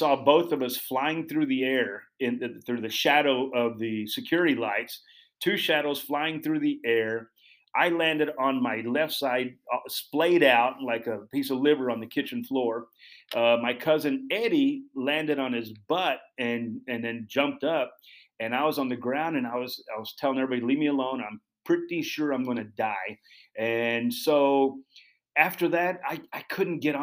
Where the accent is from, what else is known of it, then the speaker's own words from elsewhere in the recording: Dallas, Texas, United States; moved away as an adult; Growing up in Dallas, I was a pretty good horseman